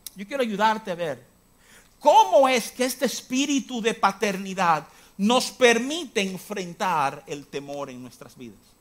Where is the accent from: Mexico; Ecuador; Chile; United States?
United States; New York; Yo me crié en Nueva York